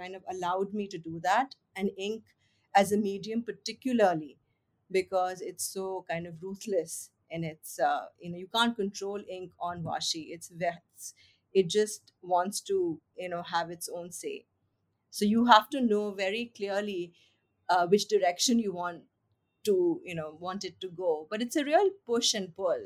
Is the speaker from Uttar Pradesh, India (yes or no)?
yes; Lucknow, Uttar Pradesh, India; I'm from Lucknow